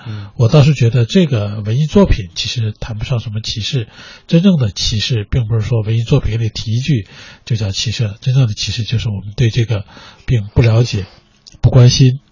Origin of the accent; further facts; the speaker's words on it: China; 我们中国人